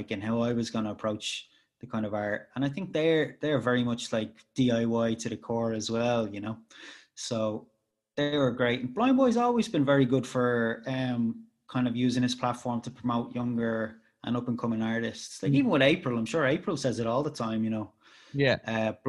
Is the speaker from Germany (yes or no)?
no; Ireland; I'm Irish and I make tunes